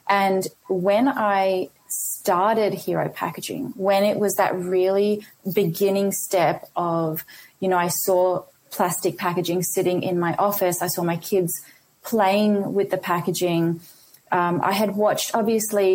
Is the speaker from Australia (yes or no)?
yes; Australia; also born or lived in India; I was born in India and I came to Australia when I was 3.